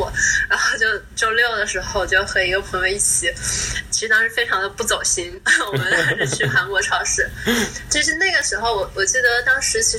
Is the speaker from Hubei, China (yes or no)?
yes; Wuhan, Hubei, China; now in San Francisco Bay Area, United States; 我是武汉的嘛， 哦， 然后我家人都在武汉